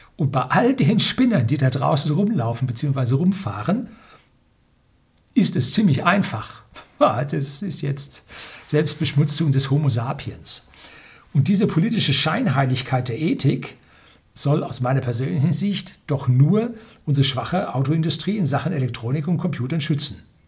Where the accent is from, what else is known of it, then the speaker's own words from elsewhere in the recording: Germany; bei uns in Deutschland